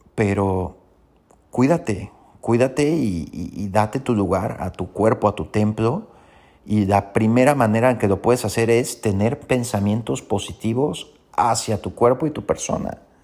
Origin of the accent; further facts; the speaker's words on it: Mexico; Como buenos mexicanos y latinos